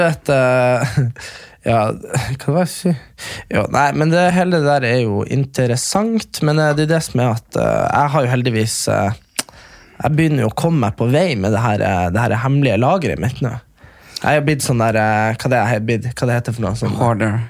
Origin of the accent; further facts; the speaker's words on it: near Hamarøy, Nordland, Norway; halvtime fra der vi er fra